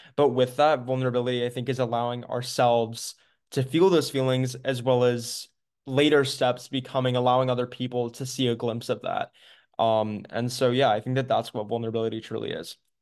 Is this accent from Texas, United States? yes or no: no; Maryland, United States; I am from Maryland, United States